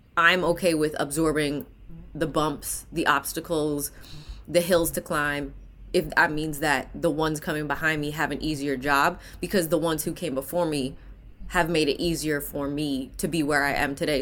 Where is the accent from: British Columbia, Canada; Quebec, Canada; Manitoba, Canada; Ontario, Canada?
Ontario, Canada; Hamilton; moved away; I'm a Canadian native, born and raised in Hamilton, Ontario.